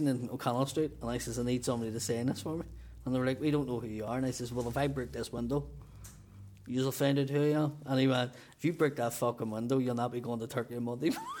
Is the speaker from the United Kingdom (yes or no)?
yes; Belfast, Northern Ireland, United Kingdom; I'm from Belfast